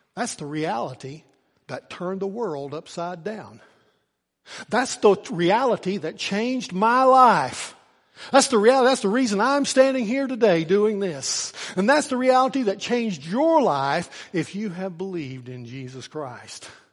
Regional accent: Norton, Virginia, United States; at the end of my senior year, I walked across the stage and they handed me a piece of paper. And that piece of paper said that I was free from Norton City School's

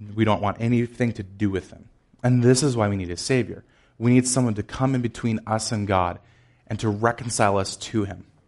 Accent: Chicago, Illinois, United States; I am from Chicago. It's slightly colder than it is here

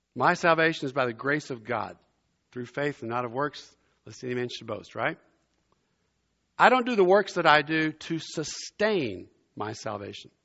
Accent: South Louisiana, United States; also born or lived in Germany; now in Princeton, United States; as a boy growing up in South Louisiana, I grew up below I-ten in Cajun country

